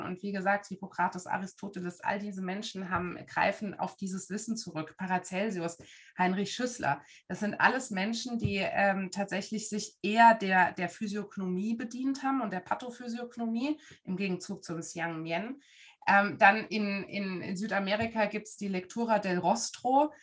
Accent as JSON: {"language": "German", "town": "Frankfurt am Main", "region": "Hesse", "country": "Germany", "tie": "born or raised there", "moved": "as an adult", "lives_now": "Dresden, Germany", "said": "Ich komme eigentlich aus Frankfurt am Main. Da bin ich groß geworden"}